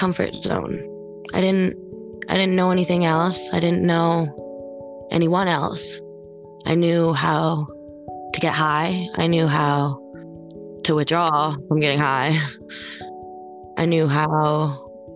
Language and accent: English; New Brunswick, Canada; I'm from New Brunswick, Canada